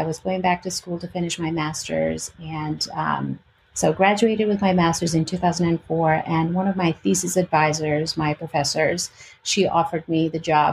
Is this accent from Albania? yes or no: yes; Albania; English is a second language; moved away as an adult; also born or lived in Greece / California / Illinois / Chicago; now in Richmond, United States; I was born in Albania and I was raised in Albania and Greece. My mom is Greek and my dad is Albanian.